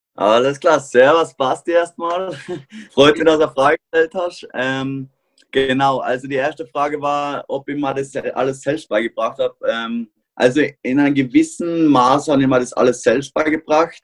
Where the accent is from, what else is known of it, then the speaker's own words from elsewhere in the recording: Austria; bei uns in Österreich